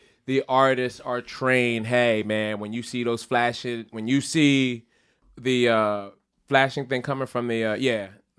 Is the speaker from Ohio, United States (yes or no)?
no; Philadelphia, Pennsylvania, United States; being a Philadelphian